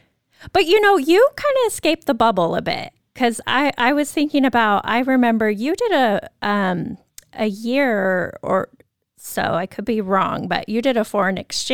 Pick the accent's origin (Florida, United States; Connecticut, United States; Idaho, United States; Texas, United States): Idaho, United States; Moscow; I can think about my experience growing up in Moscow, University of Idaho, big party school, party town, high school as well.